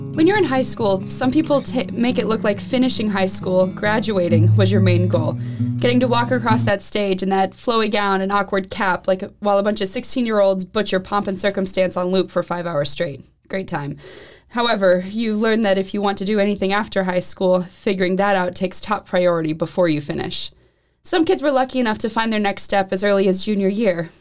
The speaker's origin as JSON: {"language": "English", "region": "Missouri", "country": "United States", "moved": "as an adult", "said": "I'm from Missouri"}